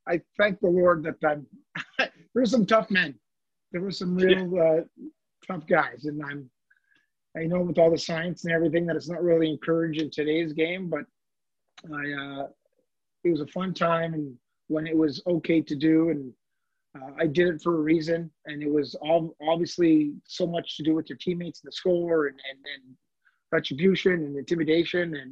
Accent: Montreal, Quebec, Canada; growing up in Montreal

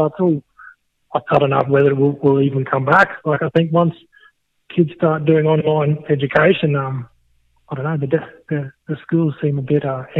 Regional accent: Biloela, Queensland, Australia; now in Stanthorpe, Australia; Yeah, well, I grew up in Billawheeler, and we had a Brahman start

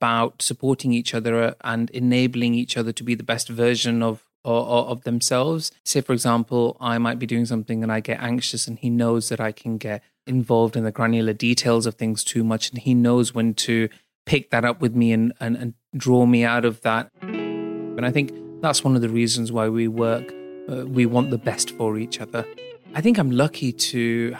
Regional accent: Bradford, Yorkshire and the Humber, United Kingdom; I moved back to my hometown

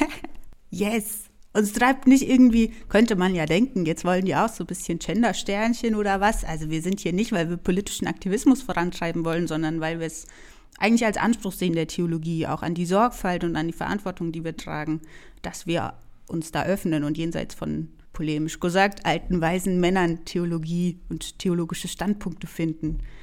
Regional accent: Franconia, Bavaria, Germany; accent: Franconian rolled R; ich komme aus Franken, deshalb ist mein R ein bisschen stärker

